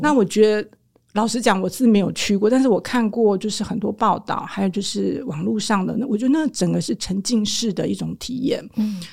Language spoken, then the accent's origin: Chinese; Taiwan; 我们台湾人会吃羊肉炉